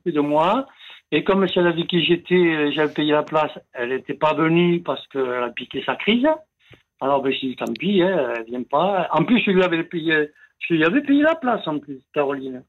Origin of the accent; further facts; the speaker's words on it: Italy; je suis un Italien